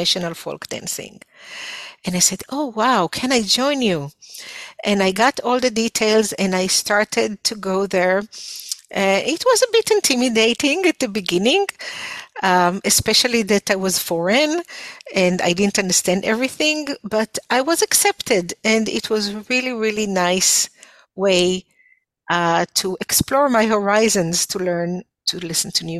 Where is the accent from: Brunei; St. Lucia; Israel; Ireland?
Israel; accent: foreign accent; English is a second language; moved away as an adult; also born or lived in North Carolina, United States; now in Canada; I was born and raised in Israel